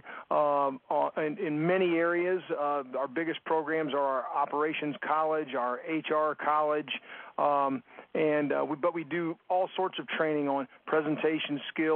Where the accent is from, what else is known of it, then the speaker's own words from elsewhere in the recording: Louisville, Kentucky, United States; I'm calling from Louisville, Kentucky, which is my hometown